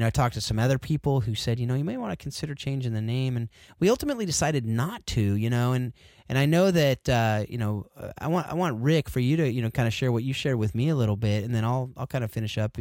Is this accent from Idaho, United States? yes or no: no; Southern California, United States; now in Northern California, United States; I grew up in Southern Cal